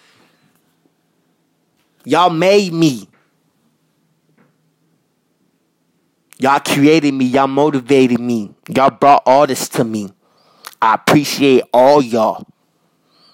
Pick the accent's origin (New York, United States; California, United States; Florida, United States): New York, United States; New York City; I was raised in Queens. I was raised in Jamaica, Queens.